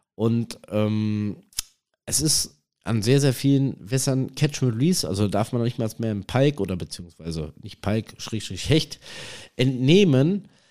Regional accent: North Rhine-Westphalia, Germany; am Forellenhof hier bei uns in NRW in der Nähe von Iserlohn

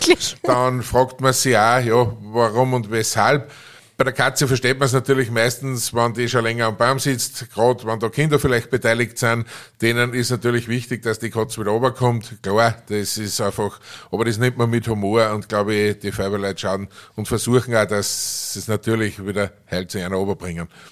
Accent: Aschach an der Steyr, Upper Austria, Austria; meine Heimatgemeinde in Oschach

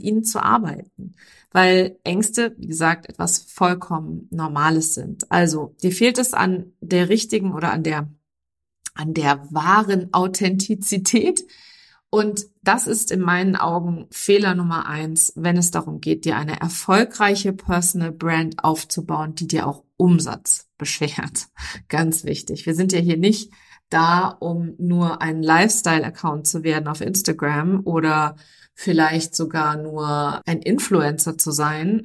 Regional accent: Germany; also born or lived in near London, United Kingdom; bei uns in Deutschland

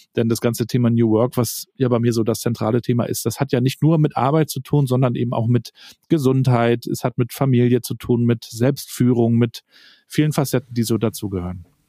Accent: Rostock, Mecklenburg-Vorpommern, Germany; Ich bin hier in Rostock aufgewachsen, noch in der DDR-Zeit damals

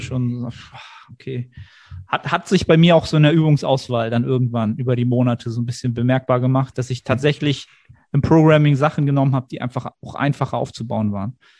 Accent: Germany

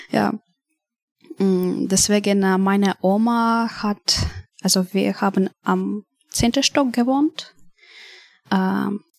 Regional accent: Kharkiv, Kharkiv Oblast, Ukraine; German is a second language; moved away; Wir haben Tickets gebucht für einen Bus aus Kharkiv meine Heimatstadt, mhm. nach ähm, Krakow, also nach Polen.

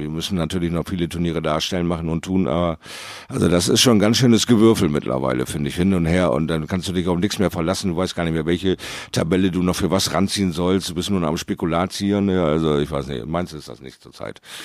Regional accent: Bremerhaven, Bremen, Germany; in meiner Heimatstadt Bremerhaven

